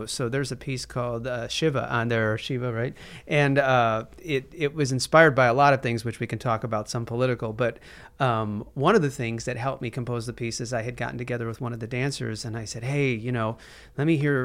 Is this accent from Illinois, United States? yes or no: yes; Chicago, Illinois, United States; Ronnie and I grew up in Chicago